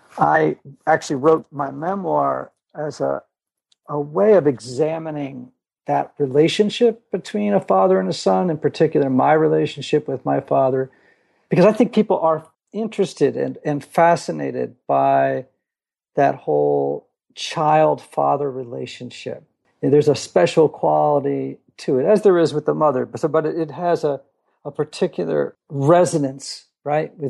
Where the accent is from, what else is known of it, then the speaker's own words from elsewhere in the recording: Greenwich, Connecticut, United States; now in Nashville, United States; I grew up in Greenwich, Connecticut, about 30 miles from New York City.